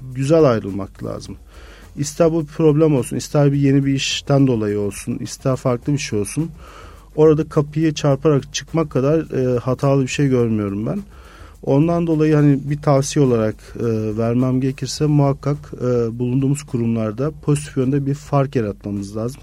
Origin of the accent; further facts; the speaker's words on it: Mersin, Turkey; moved away as an adult; also born or lived in Izmir; Mersinliyim. Normalde Mersin'den Ege Üniversitesi'ne geçmiştim ve hiç İzmir'e kimsem de yoktu